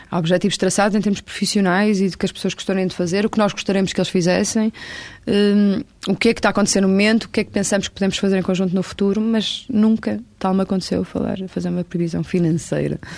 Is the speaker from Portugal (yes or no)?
yes; Porto, Norte, Portugal; born there; Porque eu, eu, nasci no Porto